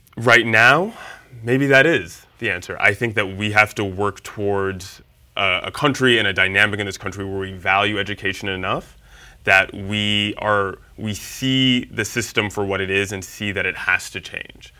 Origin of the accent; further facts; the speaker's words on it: New York City, New York, United States; I'm from Harlem. Yeah, I was born and raised in Harlem